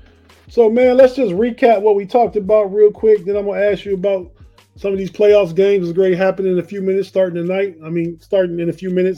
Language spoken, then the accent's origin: English; Youngstown, Ohio, United States; now in Washington, D.C., United States; I'm from Northeast Ohio, like you.